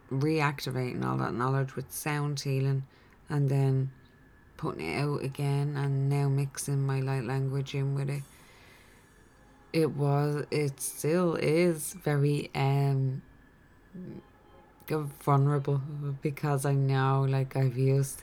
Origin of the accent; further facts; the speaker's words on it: Ireland; I'm Irish in this incarnation